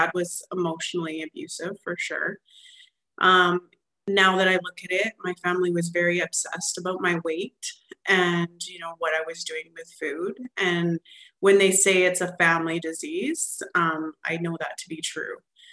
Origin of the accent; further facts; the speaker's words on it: Alberta, Canada; I'm actually from Alberta, Canada, and so I come from a long ways away.